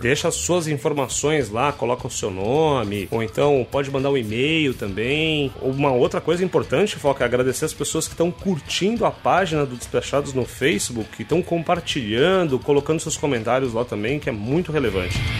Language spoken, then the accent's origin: Portuguese; São Paulo, Brazil; moved away as an adult; also born or lived in Minas Gerais; now in Rio de Janeiro, Brazil; Nasci em Minas, cresci em São Paulo e moro no Rio há 13 anos.